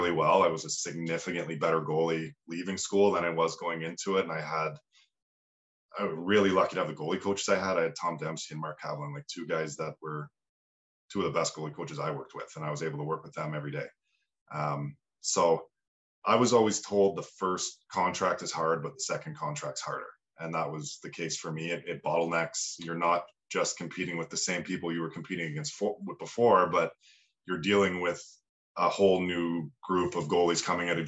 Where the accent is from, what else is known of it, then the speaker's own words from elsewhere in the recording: Ottawa area, Ontario, Canada; also born or lived in Italy / United Kingdom; I'm from the Ottawa area, so I grew up in a small little town